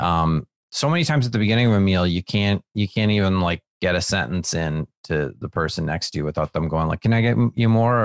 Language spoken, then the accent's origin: English; Wisconsin, United States; now in Los Angeles, United States; when I was growing up in Wisconsin